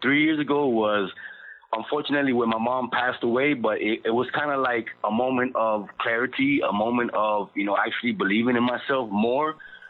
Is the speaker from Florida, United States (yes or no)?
yes; Miami, Florida, United States; my family and I grew up in Little Havana, which is, you know, an area where it doesn't have too much of anything going around.